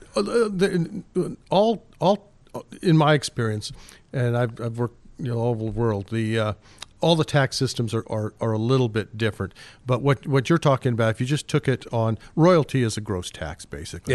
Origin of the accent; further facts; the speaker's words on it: Rock Springs, Wyoming, United States; moved away as an adult; also born or lived in Utah / Australia / Calgary / Singapore; now in Alaska, United States; originally from Wyoming, and uh, I had uh, gone to University of Wyoming